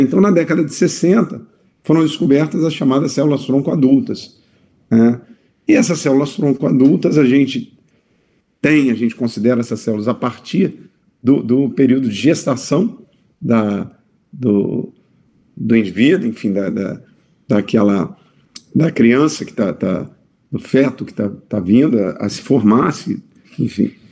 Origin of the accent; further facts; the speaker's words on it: Vitória, Espírito Santo, Brazil; moved away as an adult; now in Campinas, Brazil; eu sou de Vitória, Espírito Santo, então eu tive que mudar a minha vida pra, pra Campinas